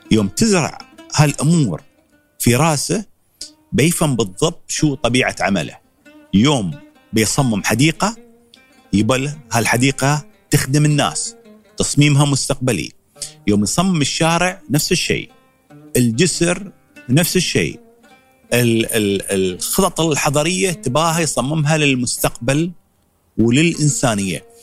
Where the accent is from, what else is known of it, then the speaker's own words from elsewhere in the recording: United Arab Emirates; فبغيت انا حد من الشباب اللي عندنا في الامارات تكون له بصمه في المتحف هاي.